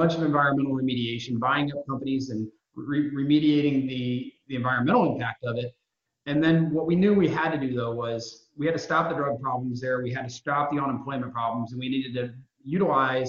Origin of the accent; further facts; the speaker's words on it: Indiana, United States; moved away as an adult; also born or lived in New York; I'm born and raised in Indiana, moved out to New York for a number of years